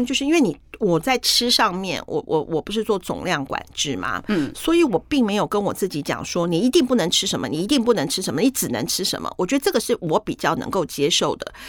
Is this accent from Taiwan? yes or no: yes; Taiwan; 那我是台湾来的